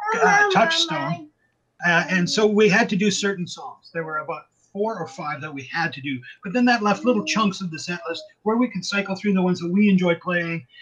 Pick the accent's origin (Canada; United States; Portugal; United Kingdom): Canada; also born or lived in Vancouver, Canada; I'm a Canadian musician.